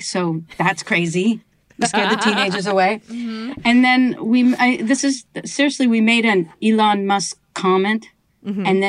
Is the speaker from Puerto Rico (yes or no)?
no; Canada